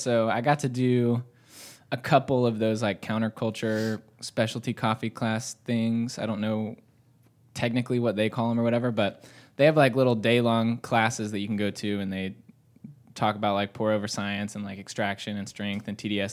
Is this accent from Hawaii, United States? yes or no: no; Dawsonville, Georgia, United States; also born or lived in Gainesville, Georgia; moved to Dawsonville, went to middle school and high school in Dawsonville.